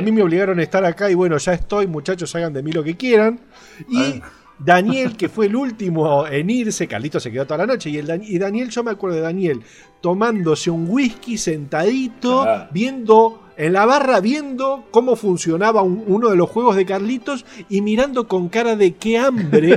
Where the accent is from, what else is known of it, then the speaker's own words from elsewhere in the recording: Argentina; Soy, soy de Argentina